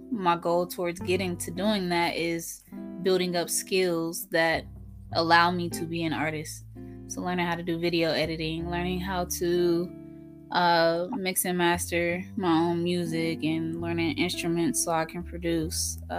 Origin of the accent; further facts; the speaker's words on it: Durham, North Carolina, United States; also born or lived in Fayetteville, North Carolina; I am from Fayetteville, North Carolina. I was raised in the Bull City, Durham, North Carolina.